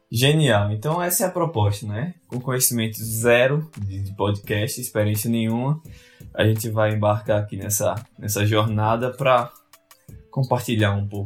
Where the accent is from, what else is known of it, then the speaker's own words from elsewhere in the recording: Natal, Rio Grande do Norte, Brazil; moved away as an adult; also born or lived in Ottawa, Canada; now in Wales, United Kingdom; Eu sou da Cidade do Sol, ali na, na esquina do continente sul-americano, da cidade natal, Rio Grande do Norte.